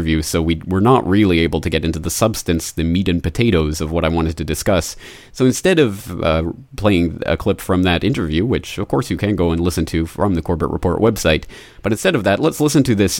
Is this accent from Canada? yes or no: yes; Canada; now in Japan; as a Canadian living in Japan